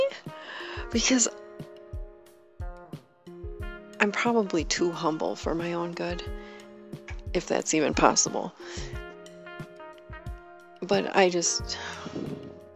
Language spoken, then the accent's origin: English; Wisconsin, United States; moved away; my home state, Wisconsin